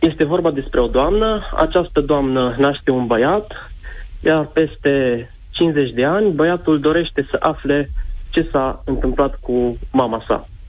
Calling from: Baia Mare, Maramureș County, Romania; din Baia Mare.

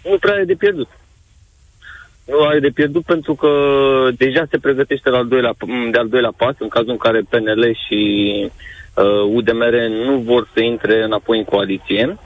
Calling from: United Kingdom; Vă, vă sunt din Marea Britanie.

